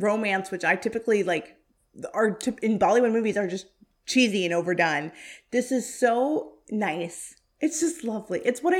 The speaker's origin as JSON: {"language": "English", "country": "Canada", "tie": "born there", "said": "I am Canadian. I was born in Canada. I'm my parents are of Indian descent and are from India."}